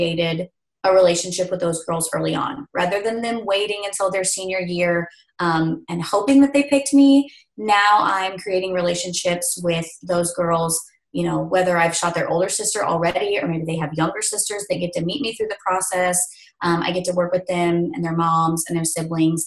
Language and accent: English; Northeast Oklahoma, United States; moved away as an adult; also born or lived in South Central Kansas; now in Kansas, United States; I am originally from Northeast Oklahoma